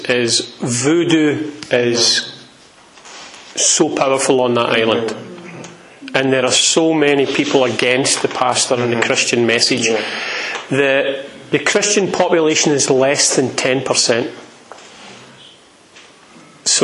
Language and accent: English; Scotland, United Kingdom; I'm Scottish